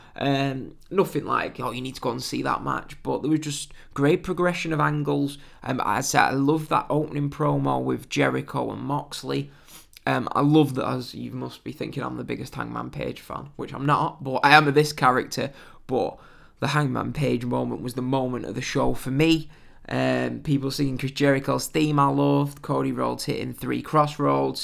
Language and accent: English; England, United Kingdom; I'm, I'm British, English